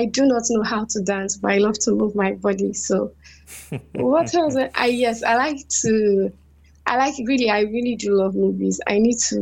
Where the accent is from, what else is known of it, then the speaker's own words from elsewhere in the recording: Cross River, Nigeria; I'm from Cross River State